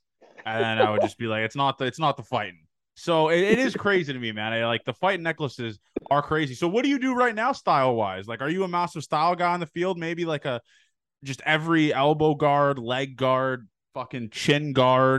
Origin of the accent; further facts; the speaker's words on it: Toronto, Ontario, Canada; I'm from Toronto